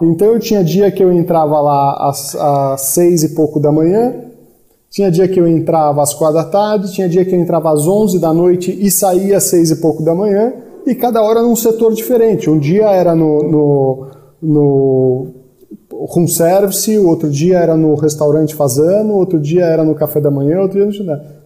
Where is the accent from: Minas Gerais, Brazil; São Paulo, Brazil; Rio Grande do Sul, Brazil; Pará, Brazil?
São Paulo, Brazil; also born or lived in Florianópolis; eu sou de São Paulo, capital.